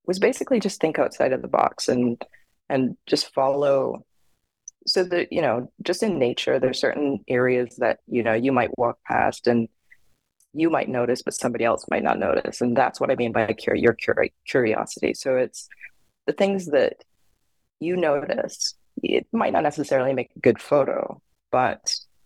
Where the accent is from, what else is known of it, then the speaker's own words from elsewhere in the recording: Barbados; now in Pacific Northwest, United States; I grew up in Barbados